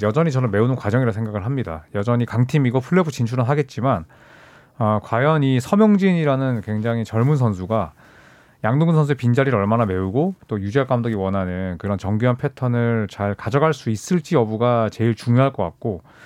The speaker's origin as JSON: {"language": "Korean", "region": "Busan", "country": "South Korea", "tie": "born or raised there", "said": "저처럼 이제 또 부산에서 태어났거나"}